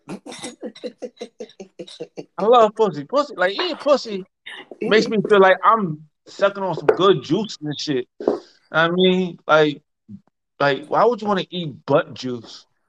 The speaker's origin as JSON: {"language": "English", "region": "New York", "country": "United States", "tie": "born or raised there", "said": "I'm raised in New York."}